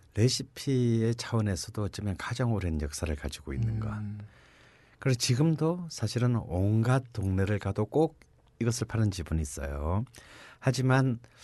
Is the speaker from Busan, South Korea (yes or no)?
yes; Busan, South Korea; now in Seoul, South Korea; 난 부산 사람이잖아요